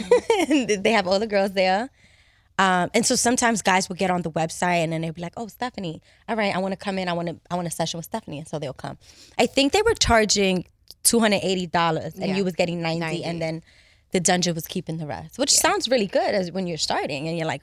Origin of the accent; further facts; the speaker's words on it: New York City, New York, United States; I'm from Harlem. Harlem. Uptown, West Side.